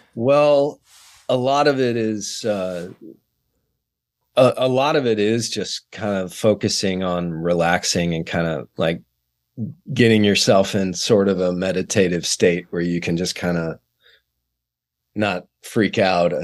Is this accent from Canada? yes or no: no; San Antonio, Texas, United States; moved away; San Antonio, Texas, which is my hometown